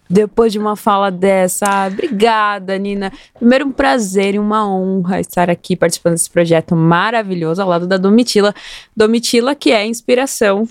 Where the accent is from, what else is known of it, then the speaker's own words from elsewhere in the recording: Osasco, São Paulo, Brazil; Eu venho de periferia, eu sou da zona norte de Osasco